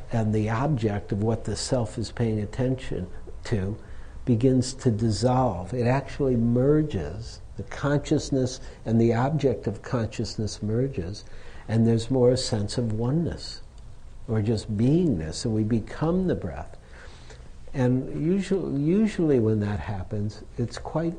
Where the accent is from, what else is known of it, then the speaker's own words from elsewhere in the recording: Detroit, Michigan, United States; now in San Francisco, United States; I grew up in Detroit